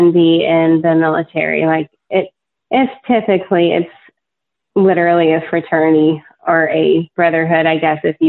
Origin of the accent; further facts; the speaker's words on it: North Carolina, United States; my home state of North Carolina